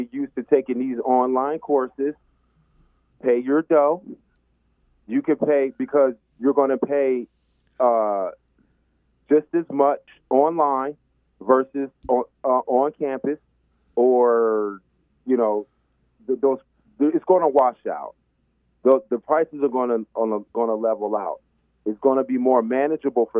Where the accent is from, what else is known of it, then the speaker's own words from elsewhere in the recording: Dallas, Texas, United States; I grew up in Dallas